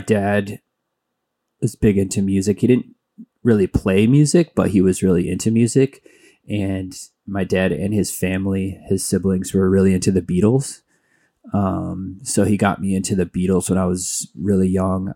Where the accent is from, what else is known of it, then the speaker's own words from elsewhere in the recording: Mesa, Arizona, United States; also born or lived in Flagstaff, Arizona; Phoenix area, I grew up in Mesa